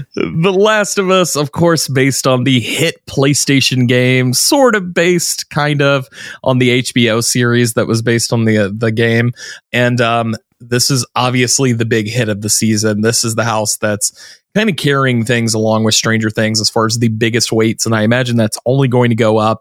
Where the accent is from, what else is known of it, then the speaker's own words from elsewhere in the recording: the South, United States; I'm from the South